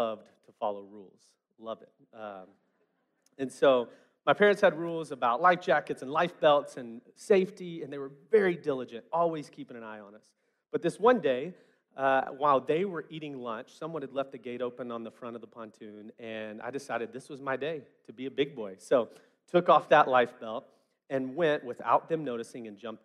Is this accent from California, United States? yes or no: no; West Memphis, Arkansas, United States; I grew up in West Memphis, Arkansas